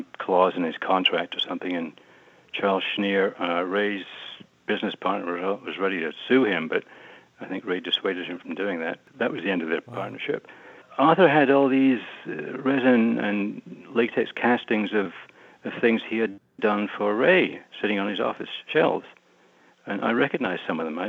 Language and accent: English; Southampton, South East England, United Kingdom; also born or lived in Glasgow, Scotland; I was born in Southampton, which is in southern England. On the coast, it's a big seaport. But my dad was from Glasgow, so we moved up there. I think I was about one, and we came back down to Southampton when I was 9 or 10